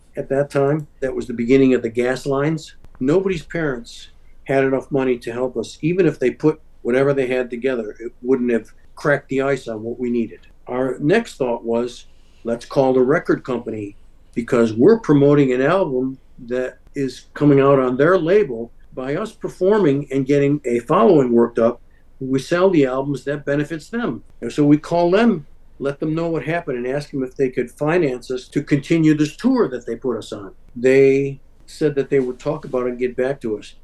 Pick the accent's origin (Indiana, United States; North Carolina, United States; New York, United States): New York, United States; Rochester; also born or lived in Westchester County, New York; rochester new york my hometown